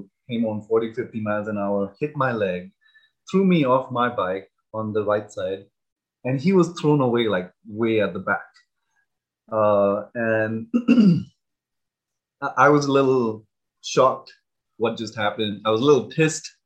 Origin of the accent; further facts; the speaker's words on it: India; moved away as an adult; now in United States; growing up in India